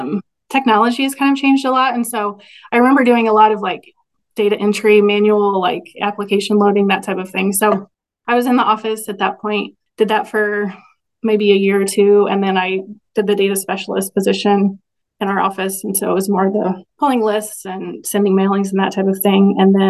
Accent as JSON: {"language": "English", "town": "Stanberry", "region": "Missouri", "country": "United States", "tie": "born or raised there", "said": "I grew up in Stanbury, which is pretty close to Maryville."}